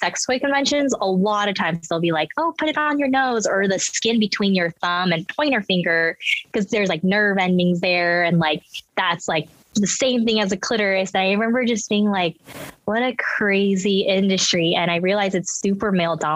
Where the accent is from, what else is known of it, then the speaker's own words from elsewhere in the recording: United States; English is a second language; also born or lived in Los Angeles / South Korea; I was born in LA, but when I was a baby, we moved back to Korea and then I lived there till six. So I always say like Korea's my first home. And I like, you know, came back to America not knowing English